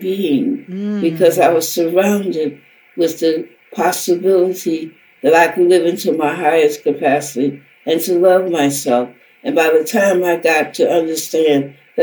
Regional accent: the South, United States; the society that I grew up in the South

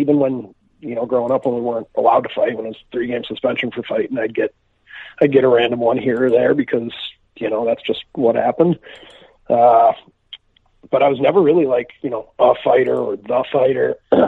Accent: Chicago, Illinois, United States; Well, I'm from Chicago, Illinois. I grew up here playing, you know, travel hockey, double A hockey here

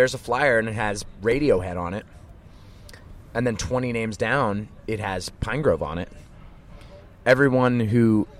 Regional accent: Philadelphia, Pennsylvania, United States; Growing up in Philadelphia hardcore

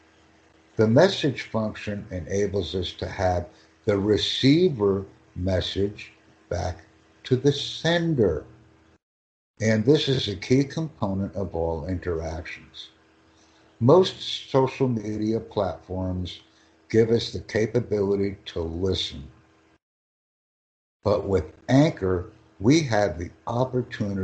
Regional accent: United States; I am from the United States

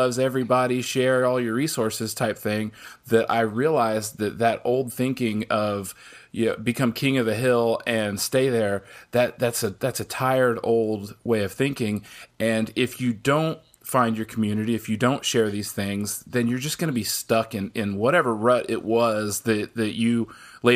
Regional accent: Midwest, United States; now in Augusta, United States; I grew up in the Midwest.

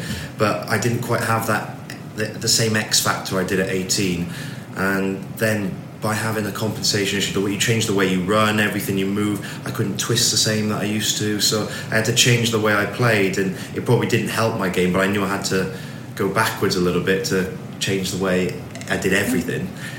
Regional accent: Swansea, Wales, United Kingdom; also born or lived in Gloucestershire; I'm from Swansea originally.

